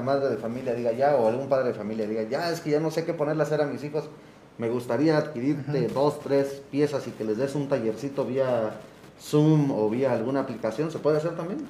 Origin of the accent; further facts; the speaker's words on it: Oaxaca, Mexico; tenemos que pintar como oaxaqueños